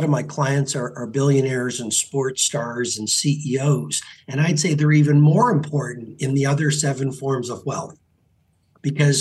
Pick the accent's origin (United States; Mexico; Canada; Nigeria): Canada; I grew up in Canada